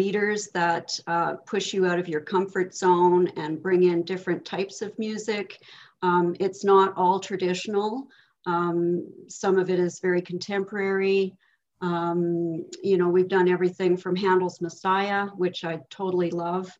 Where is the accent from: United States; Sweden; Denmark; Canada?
Canada; Wawanesa, Manitoba; Wawanisa Mutual Insurance Company, which originally started in my hometown in 1896